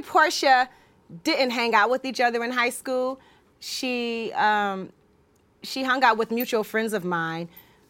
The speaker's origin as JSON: {"language": "English", "town": "Decatur", "region": "Georgia", "country": "United States", "tie": "born or raised there", "said": "we're from Decatur"}